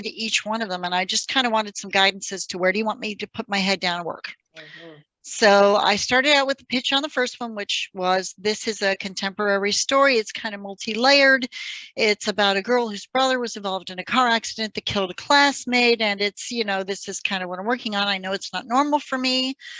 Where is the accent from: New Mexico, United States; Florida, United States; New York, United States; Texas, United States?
New Mexico, United States; now in Pennsylvania, United States; I live in Pennsylvania. I have been here quite a few years, but before that, I grew up in New Mexico. That's my home state.